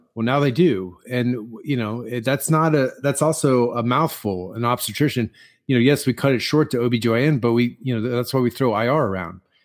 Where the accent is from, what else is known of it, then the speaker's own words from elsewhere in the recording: Midwest, United States; I'm from the Midwest